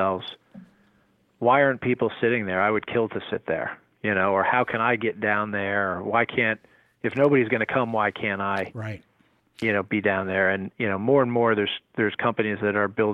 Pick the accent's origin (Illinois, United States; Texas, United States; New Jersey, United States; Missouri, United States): New Jersey, United States; I grew up in New Jersey in the 70s and 80s